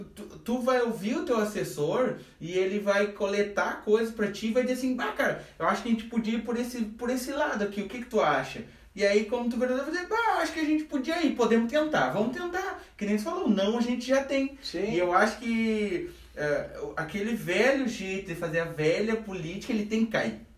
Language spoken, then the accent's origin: Portuguese; Brazil; a gente cresceu na Ponte Verde, sem mimimi, a gente era guri que chutava bola na rua